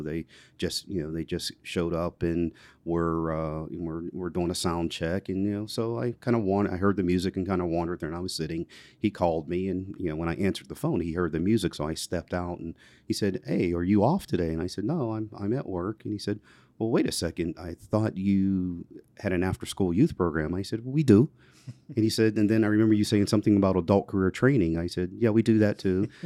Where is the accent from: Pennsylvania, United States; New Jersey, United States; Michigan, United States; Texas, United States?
Pennsylvania, United States; McKeesport; also born or lived in Elizabeth Township, Pennsylvania; where I grew up in McKeesport, it was, it was definitely urban